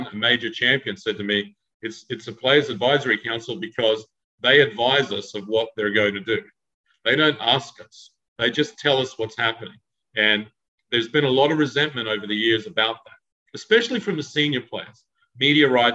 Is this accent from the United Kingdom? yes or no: no; Australia; I'm Australian